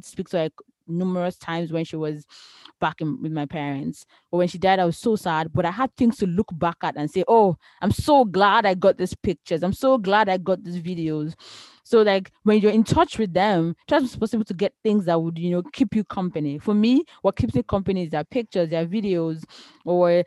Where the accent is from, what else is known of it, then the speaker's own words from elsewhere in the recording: Nigeria; moved away; we're from Nigeria. In Nigeria, our dance, like, is different.